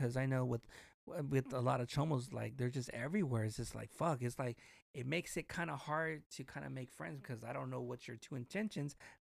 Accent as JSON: {"language": "English", "town": "Long Beach", "region": "California", "country": "United States", "said": "I'm from Long Beach"}